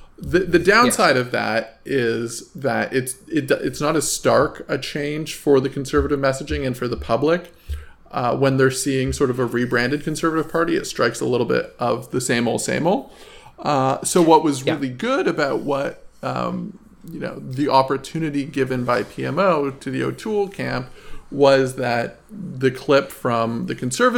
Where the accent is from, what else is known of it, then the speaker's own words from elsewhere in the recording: Fort McMurray, Alberta, Canada; I'm from Fort McMurray.